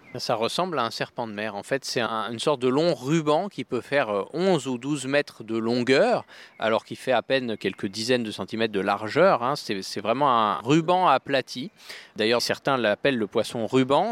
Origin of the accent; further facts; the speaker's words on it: France; chez nous en France